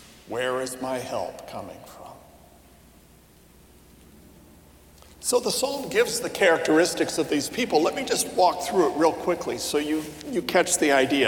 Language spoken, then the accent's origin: English; United States; I'm an American myself, mostly